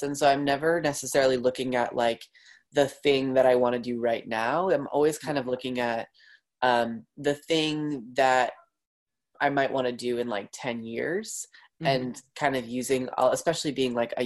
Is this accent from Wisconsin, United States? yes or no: no; Long Island, New York, United States; I grew up on Long Island in New York